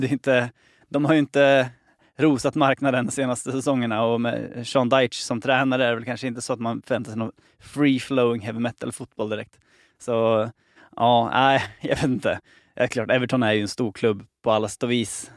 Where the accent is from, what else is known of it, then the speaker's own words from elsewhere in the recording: Sweden; som svensk